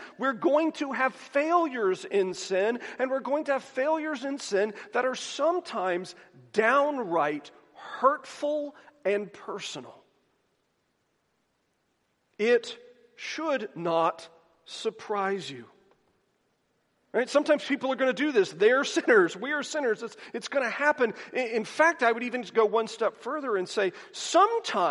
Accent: the South, United States; I am from the South

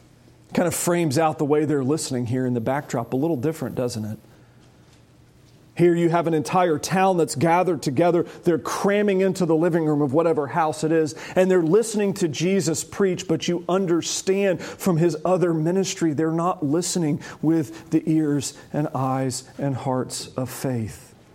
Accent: United States; York County. I'm from York County.

